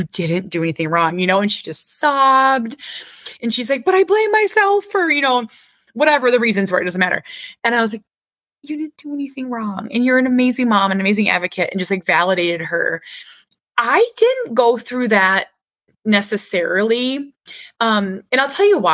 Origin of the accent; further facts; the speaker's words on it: Minnesota, United States; I'm Minnesotan. I'm Minnesota nice